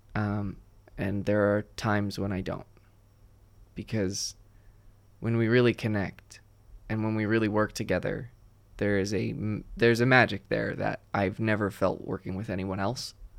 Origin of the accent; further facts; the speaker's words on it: New Jersey, United States; I'm from New Jersey